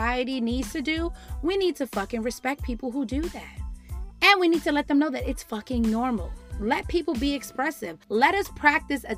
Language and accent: English; New York City, New York, United States; me growing up in the Bronx